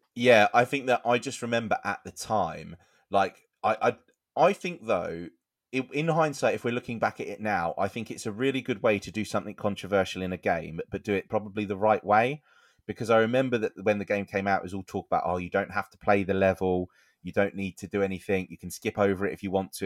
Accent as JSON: {"language": "English", "country": "United Kingdom", "said": "we're British."}